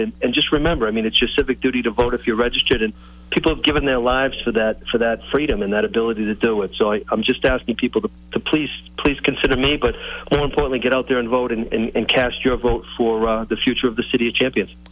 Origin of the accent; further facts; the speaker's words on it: Brockton, Massachusetts, United States; When I grew up in Brockton, it was called the Carlton House